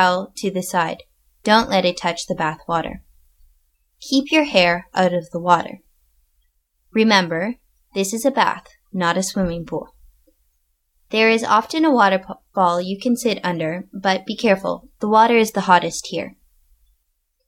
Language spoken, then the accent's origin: English; Canada; moved away as an adult; also born or lived in northern Japan; now in Japan; I am originally from Canada